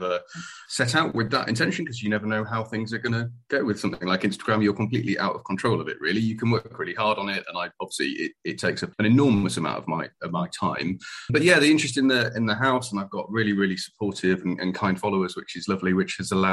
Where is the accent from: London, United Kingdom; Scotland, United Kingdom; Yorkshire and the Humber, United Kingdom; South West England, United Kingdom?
Yorkshire and the Humber, United Kingdom; moved away as an adult; also born or lived in Darlington; now in Plymouth, United Kingdom; I'm a Yorkshireman originally